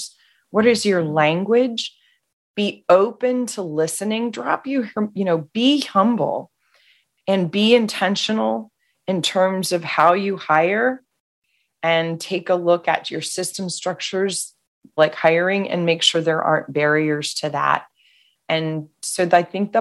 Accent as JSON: {"language": "English", "town": "Washington", "region": "District of Columbia", "country": "United States", "tie": "born or raised there", "said": "I was raised in the Washington, D.C. area."}